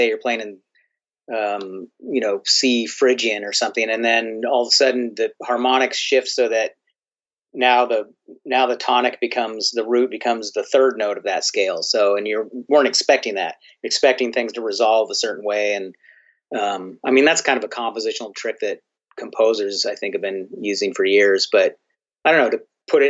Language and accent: English; United States; for me as an American